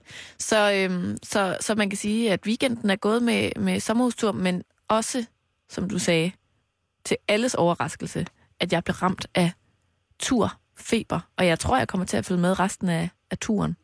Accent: Mols, Central Denmark Region, Denmark; now in Copenhagen, Denmark; fra Mols, hvor jeg har været hele weekenden. Min hjemstavn.

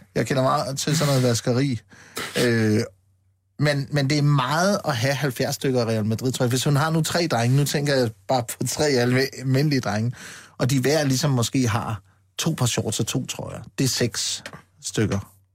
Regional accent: Funen, Southern Denmark, Denmark; jeg kommer fra Fyn

